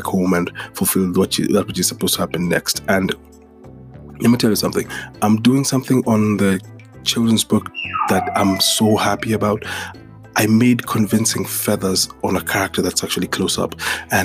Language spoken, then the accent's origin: English; Kenya; the same Saturday morning cartoons I'd watch in Kenya were the same Saturday morning cartoons I'd watch in the States